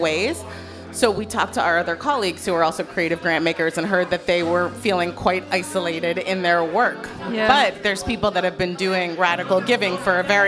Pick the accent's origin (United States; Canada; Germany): Canada; Toronto, Ontario; also born or lived in Montreal; I was born in Toronto. I was raised there.